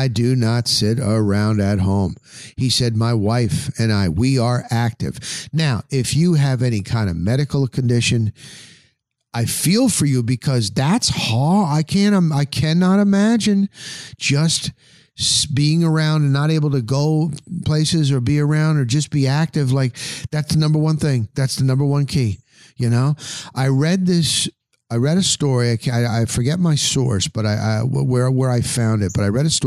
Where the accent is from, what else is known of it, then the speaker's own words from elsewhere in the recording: New Jersey, United States; moved away as an adult; now in Tampa Bay, United States; I grew up in the New Jersey area